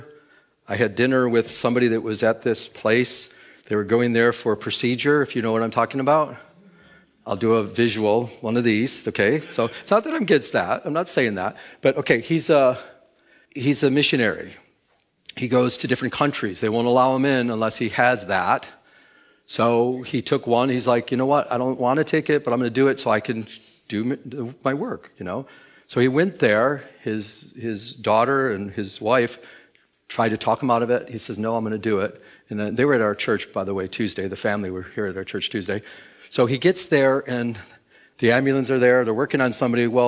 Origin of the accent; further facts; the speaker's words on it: Michigan, United States; now in California, United States; I'm from Michigan. When I came here to California back in 2000